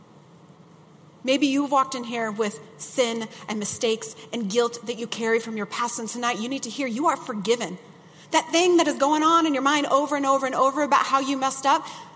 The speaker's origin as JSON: {"language": "English", "region": "Midwest", "country": "United States", "tie": "born or raised there", "said": "I grew up in the Midwest"}